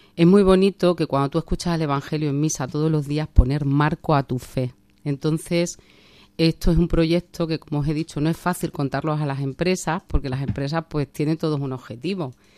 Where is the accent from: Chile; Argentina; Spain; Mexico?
Spain; Trujillo, Extremadura; moved away as an adult; also born or lived in Cáceres; now in Madrid, Spain; soy de Trujillo, eh, mi familia es de Trujillo